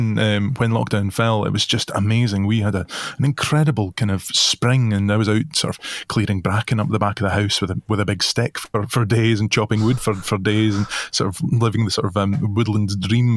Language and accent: English; Dunoon, Scotland, United Kingdom; now in Isle of Mull, United Kingdom; I grew up in Dunoon on the Firth of Clyde